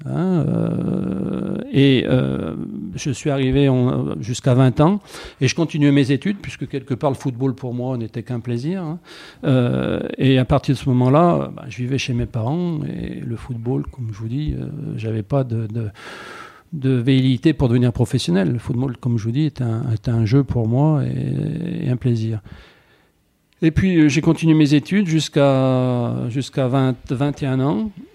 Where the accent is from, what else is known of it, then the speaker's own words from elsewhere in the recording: Saint-Étienne, Auvergne-Rhône-Alpes, France; je suis né à chaude plus précisément, et je le revendique, hein, un quartier assez connu de Saint-Étienne.